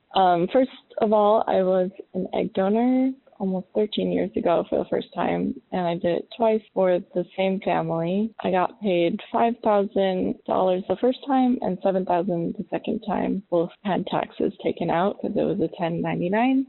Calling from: Albany, New York, United States; I'm calling from Albany, New York

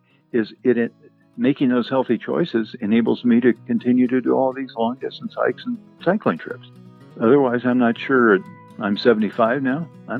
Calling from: Boulder, Colorado, United States; Boulder, Colorado.

